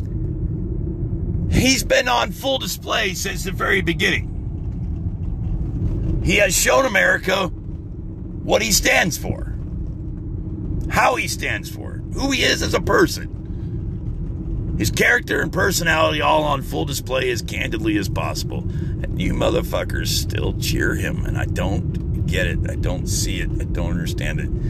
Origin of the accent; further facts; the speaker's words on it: United States; also born or lived in Murphy, North Carolina; As an American